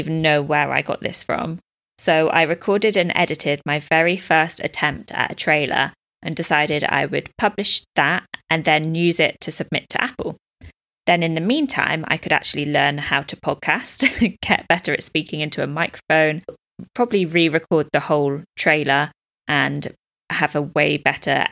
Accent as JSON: {"language": "English", "country": "United Kingdom", "moved": "as an adult", "lives_now": "Dubai, United Arab Emirates", "said": "I'm a British expat living in Dubai, UAE"}